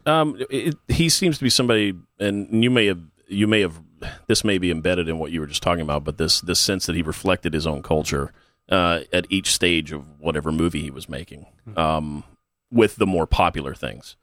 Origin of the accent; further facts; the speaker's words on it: Texas, United States; I grew up in Texas